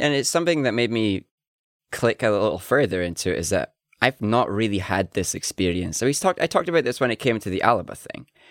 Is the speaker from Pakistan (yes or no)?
no; Highlands, Scotland, United Kingdom; accent: Highlands